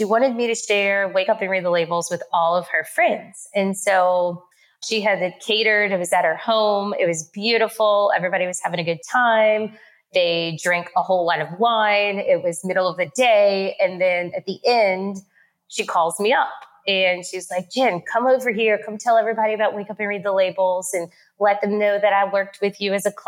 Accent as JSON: {"language": "English", "town": "New Orleans", "region": "Louisiana", "country": "United States", "accent": "New Orleans", "said": "my accent because it's from New Orleans"}